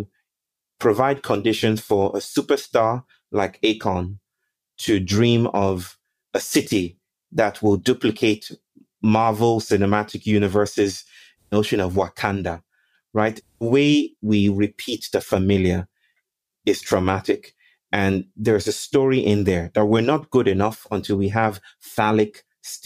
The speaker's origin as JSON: {"language": "English", "country": "Nigeria", "moved": "yes", "lives_now": "India", "said": "I'm Nigerian"}